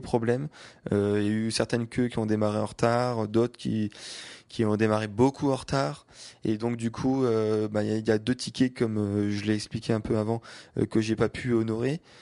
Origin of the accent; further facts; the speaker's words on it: France; je viens de France